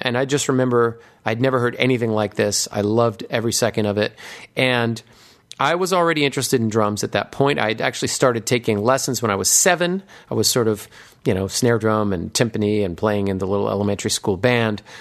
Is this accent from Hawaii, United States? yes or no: yes; Hawaii, United States; a young impressionable nine year old growing up in Hawaii